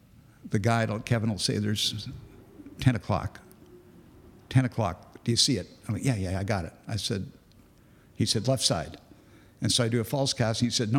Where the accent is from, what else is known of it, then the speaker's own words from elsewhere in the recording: Grand Cayman, Cayman Islands; When my family was growing up in Grand Cayman, the locals there called me the ….